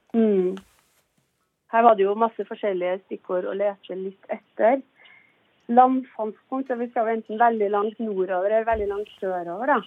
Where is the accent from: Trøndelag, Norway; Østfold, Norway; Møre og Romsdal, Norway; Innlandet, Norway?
Trøndelag, Norway; Trondheim; accent: Trondheim dialect; now in Nesodden, Norway; Jeg er opprinnelig fra Trondheim, ja. Um, så det er der dialekten sitter fra.